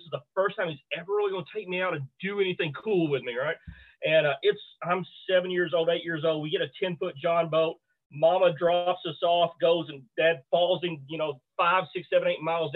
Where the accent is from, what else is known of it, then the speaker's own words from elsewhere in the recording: Bootheel, Missouri, United States; I grew up in the Boot Hill, Missouri